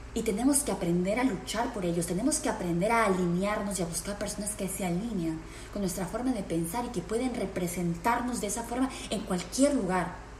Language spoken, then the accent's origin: Spanish; Peru; now in United States; en el Perú, en mi país natal